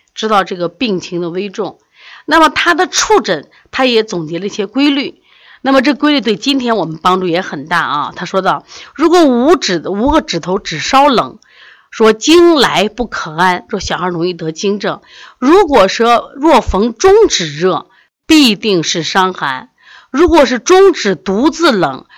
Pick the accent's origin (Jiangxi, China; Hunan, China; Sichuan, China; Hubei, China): Hubei, China; now in Xi'an, China; 我们湖北人